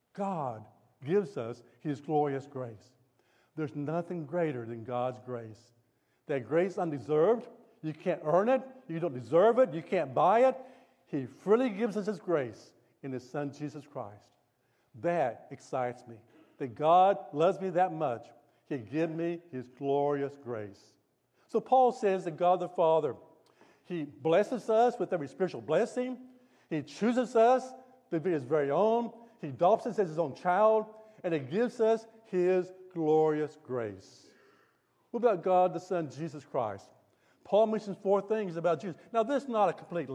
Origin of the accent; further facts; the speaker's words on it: Tulsa, Oklahoma, United States; moved away; I grew up in Tulsa.